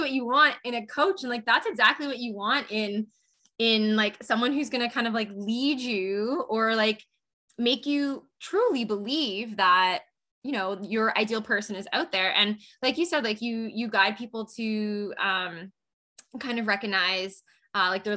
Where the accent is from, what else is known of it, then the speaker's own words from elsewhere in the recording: Canada; I'm Canadian